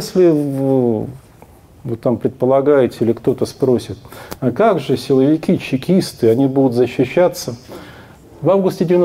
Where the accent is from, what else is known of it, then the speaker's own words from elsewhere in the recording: Kemerovo Oblast, Russia; Мы с семьей приехали из Кемеровской области, но мы нормальные.